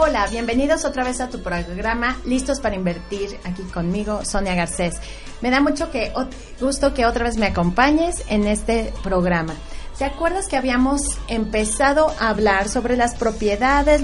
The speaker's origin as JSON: {"language": "Spanish", "country": "Mexico", "said": "yo, yo soy de México"}